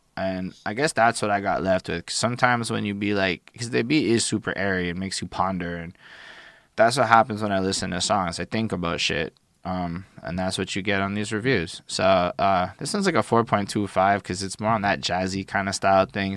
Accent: Montreal, Quebec, Canada; I'm from Montreal

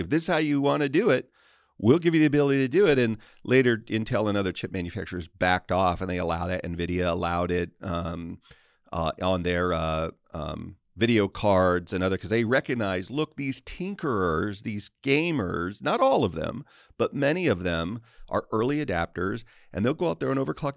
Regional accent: United States; I'm an American

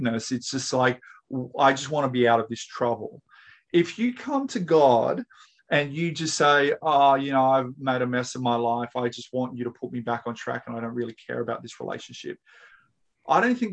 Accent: Australia; I am, you are, we're all Australian

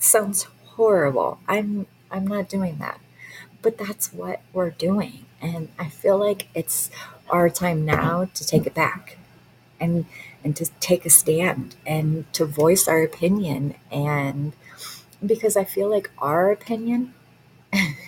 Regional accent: Michigan, United States; I grew up in Michigan

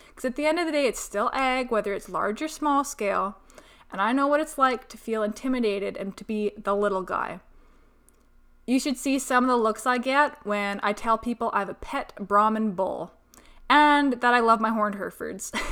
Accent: Peace Country, Alberta, Canada; moved away as an adult; also born or lived in Texas; I'm originally from the Peace Country, but spanned the past about ten years in Sudden Alberta, and before that, a short stint in Texas upon graduating high school

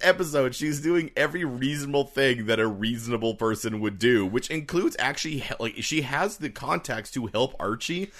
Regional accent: Canada; us being Canadian

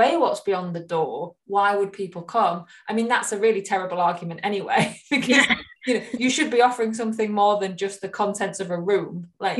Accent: Hull, Yorkshire and the Humber, United Kingdom; moved away; I'm from Hull originally

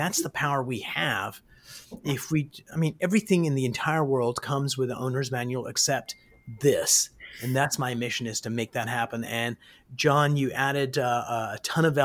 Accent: Baltimore, Maryland, United States; moved away; a team in Baltimore, Maryland. Used to be my hometown

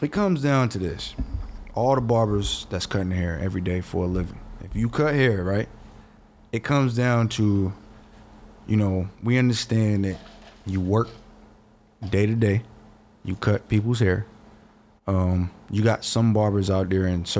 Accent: Georgia, United States; I'm from the South. I'm from Georgia

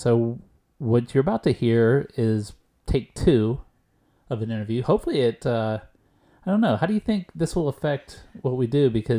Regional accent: Texas, United States; also born or lived in Steubenville, Ohio; I was born in Steubenville, but I moved away at a young age. I actually grew up in Texas

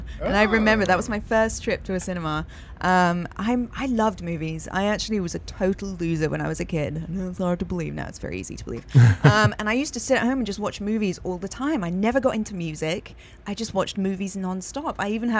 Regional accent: England, United Kingdom; moved away as an adult; also born or lived in East Coast, United States; now in California, United States; Yeah, I was born in America on the East Coast. And then when I was 2 years old, moved back to England for school, because you start school in England when you're four.

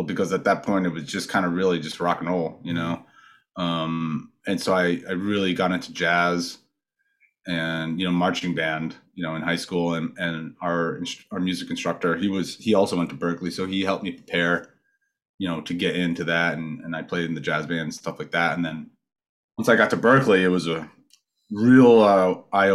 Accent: Westerly, Rhode Island, United States; also born or lived in Boston / San Francisco Bay Area; now in Wisconsin, United States; the town where I grew up in Rhode Island was just like stacked with awesome, awesome musicians

